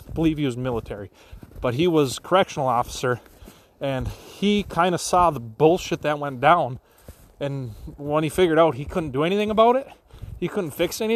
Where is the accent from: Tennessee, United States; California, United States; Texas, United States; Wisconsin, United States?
Wisconsin, United States; Wisconsin's my home state